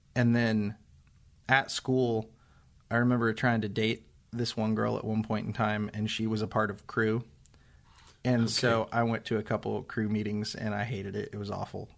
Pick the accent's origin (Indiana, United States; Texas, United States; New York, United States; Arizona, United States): Indiana, United States; Seymour; I grew up in Seymour, Indiana